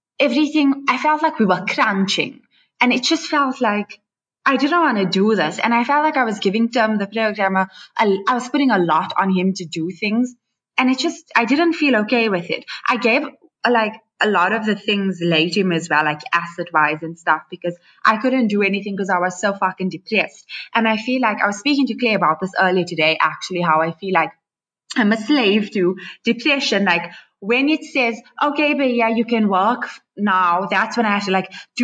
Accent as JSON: {"language": "English", "town": "Johannesburg", "region": "Gauteng", "country": "South Africa", "tie": "born or raised there", "said": "I'm born and raised in Joburg"}